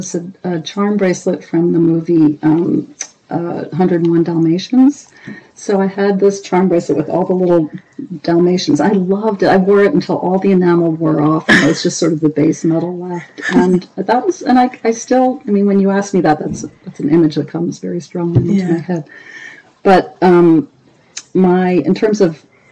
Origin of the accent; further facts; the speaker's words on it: New Jersey, United States; also born or lived in Toronto, Canada; I grew up, for the most part, in New Jersey. I was born in Canada, in Toronto